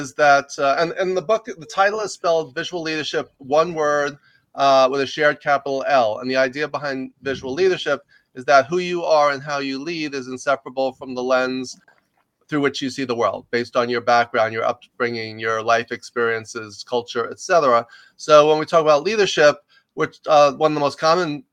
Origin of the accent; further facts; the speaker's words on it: New York, United States; moved away as an adult; also born or lived in Los Angeles; I grew up in New York. You can probably tell I have a little bit of an accent